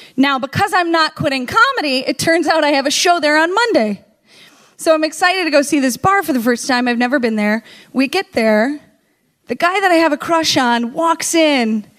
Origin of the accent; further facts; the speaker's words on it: the North, United States; I was from the North